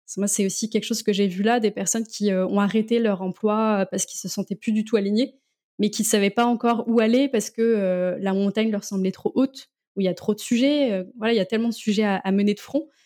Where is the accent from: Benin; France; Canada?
France; Landerneau, Brittany; moved away as an adult; now in Rennes, France; je suis originaire du Finistère